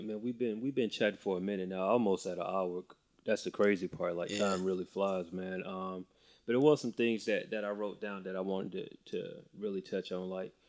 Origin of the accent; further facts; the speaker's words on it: Macon, Georgia, United States; So I'm from Macon, Georgia.